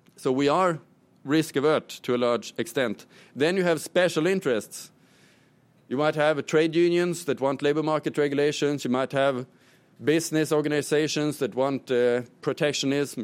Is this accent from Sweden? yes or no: yes; Sweden; my home country, Sweden